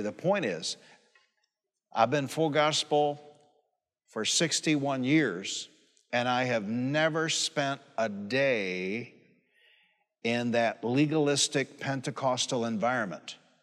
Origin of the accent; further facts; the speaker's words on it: Warren, Michigan, United States; also born or lived in Highland Park, Michigan; My mother, we moved from Highland Park, Michigan to Warren, Michigan